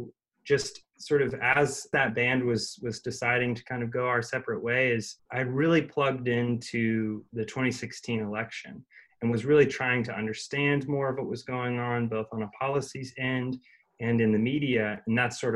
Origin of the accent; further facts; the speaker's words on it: Orlando, Florida, United States; moved away as an adult; also born or lived in Atlanta, Georgia; now in Nashville, United States; I grew up in Orlando, Florida